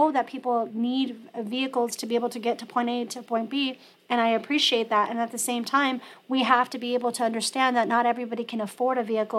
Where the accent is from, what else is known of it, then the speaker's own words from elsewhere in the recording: La Mesa, California, United States; my parents moved there when I was in the fifth grade, so I've seen La Mesa change